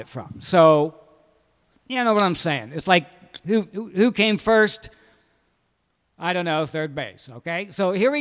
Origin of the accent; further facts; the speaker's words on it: Pennsylvania, United States; moved away; my hometown in Pennsylvania